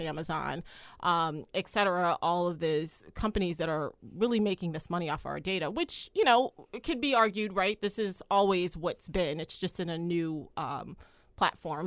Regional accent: United States; as an American

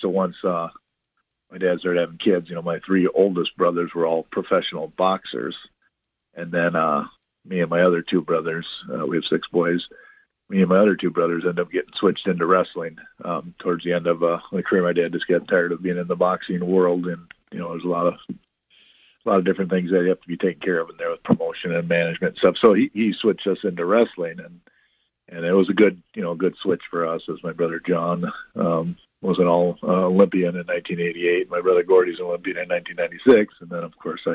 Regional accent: Minnesota, United States; I was from Minnesota

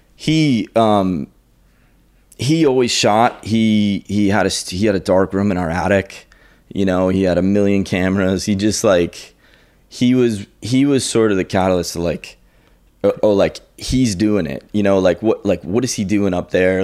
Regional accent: Andover, Massachusetts, United States; I grew up in the north shore of, uh, Boston in a town called Andover.

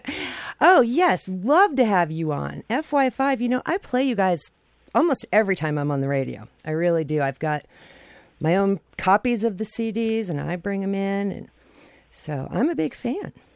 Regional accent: Idaho, United States; I'm from Idaho

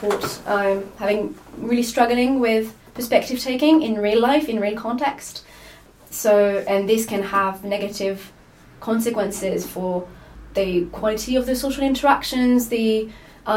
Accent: Lyon, Auvergne-Rhône-Alpes, France; moved away as an adult; now in Edinburgh, United Kingdom; I'm from France, from Lyon. I moved to Edinburgh 2 years ago to do my PhD

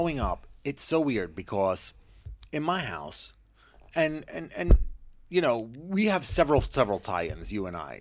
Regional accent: Long Island, New York, United States; growing up in Long Island, like, in high school

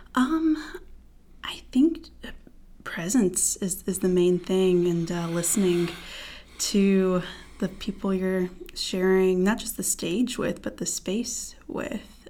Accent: Fayetteville, North Carolina, United States; I'm originally from Fayetteville, North Carolina, military town, but not a military kid. Um, grew up there

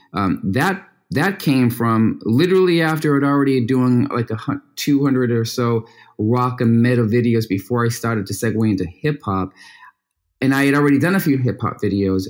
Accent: Boston, Massachusetts, United States; from Boston, which is a, a sports town, and because I grew up in a very competitive, you know, town

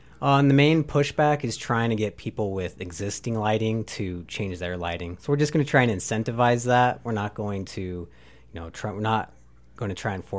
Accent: Phoenix, Arizona, United States; moved away; I'm from Phoenix

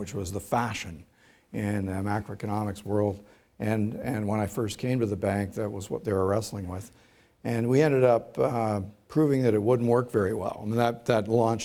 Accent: Oshawa, Ontario, Canada; I grew up in Oshawa

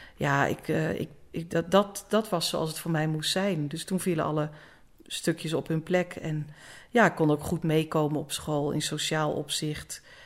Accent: Egmond aan de Hoef, North Holland, Netherlands; moved away as an adult; also born or lived in Apeldoorn; Ik ben geboren in Egmond. Egmond aan de Hoef.

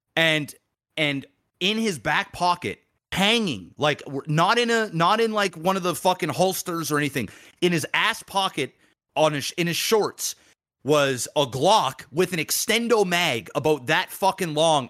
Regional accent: Nova Scotia, Canada; I'm fucking from Nova Scotia

